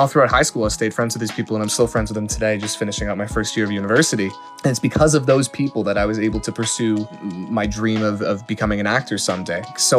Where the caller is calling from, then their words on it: Toronto, Ontario, Canada; I'm calling from Toronto, Ontario.